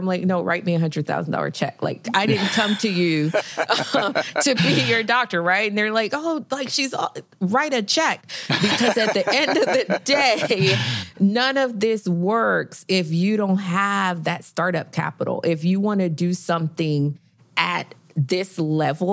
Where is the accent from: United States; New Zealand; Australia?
United States; Miami, Florida; now in Houston, United States; I am from Miami